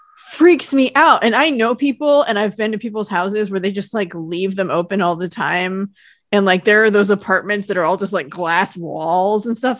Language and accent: English; United States; I'm from Lake Tahoe